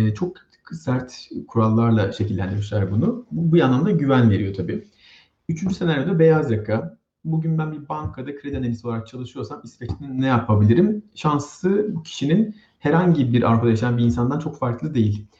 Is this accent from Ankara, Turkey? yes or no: no; İzmir, Turkey; moved away as an adult; now in Sweden; Ben İzmirliyim